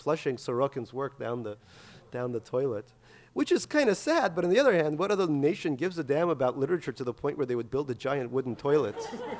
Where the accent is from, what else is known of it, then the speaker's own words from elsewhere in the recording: Russia; English is a second language; now in United States; It was so bad being Russian that I had to pretend I was born in East Berlin.